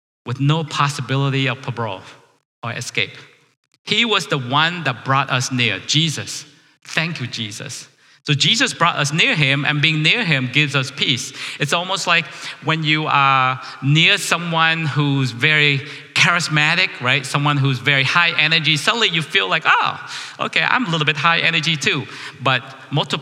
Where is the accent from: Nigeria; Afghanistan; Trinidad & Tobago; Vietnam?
Vietnam; now in United States; I'm a refugee from Vietnam.